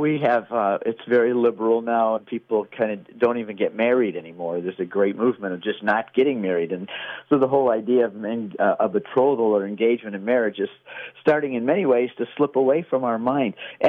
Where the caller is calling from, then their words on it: Texas, United States; I'm calling in from Texas.